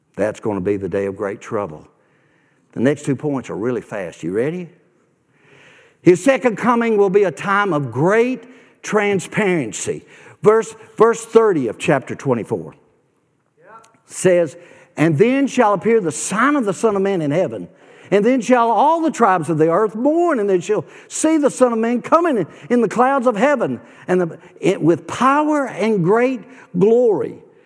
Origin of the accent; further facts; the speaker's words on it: Nashville, Tennessee, United States; moved away; I grew up in Nashville. I grew up on the God side of town, West Nashville.